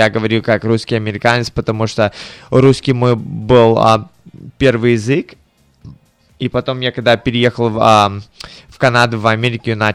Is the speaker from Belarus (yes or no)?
no; Tallinn, Harju County, Estonia; born there; Да, ну, я, я родился в Таллине, в Эстонии. И э, я когда был маленькие, у мои родители тоже были мало, очень молодые, и а, моя бабушка и дедушка жили в Запорожье, в Украине